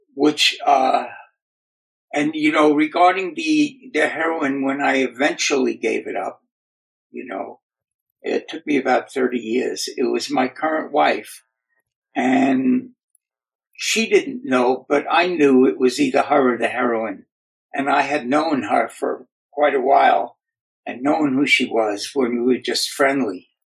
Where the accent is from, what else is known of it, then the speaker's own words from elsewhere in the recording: New York City, New York, United States; moved away as an adult; now in Southern California, United States; I grew up in the Bronx in New York City. Uh, I currently live now in Southern California, in beach town